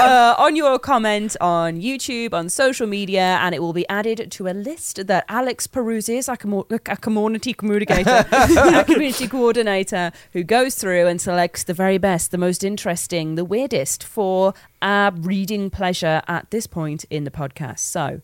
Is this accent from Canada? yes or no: no; Midlands, United Kingdom; I think I was talking about being from the Midlands and that my accent sounded really thick.